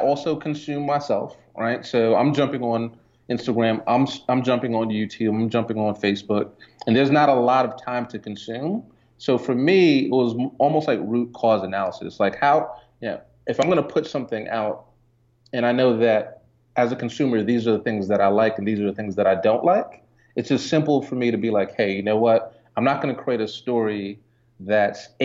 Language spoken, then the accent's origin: English; Jamaica; now in Atlanta, United States; I was born in Jamaica too, but I've been here quite some time.